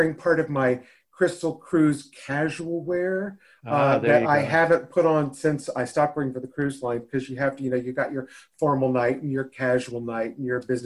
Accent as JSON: {"language": "English", "town": "Nashville", "region": "Tennessee", "country": "United States", "tie": "born or raised there", "said": "I was born and raised in Nashville, Tennessee, certainly landlocked"}